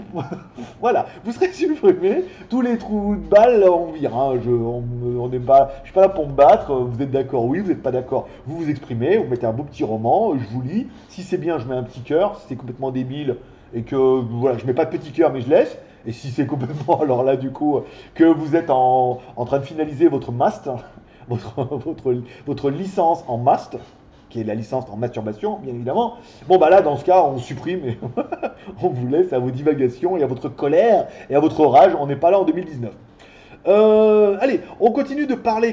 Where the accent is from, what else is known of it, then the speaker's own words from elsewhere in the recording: France; also born or lived in China; now in Thailand; je suis français